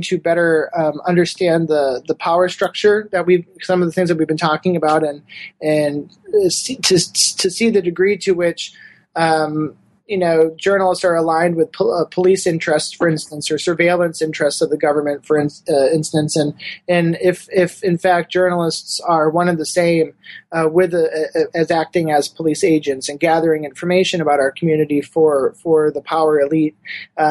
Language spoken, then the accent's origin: English; Wisconsin, United States; moved away; where I grew up in Wisconsin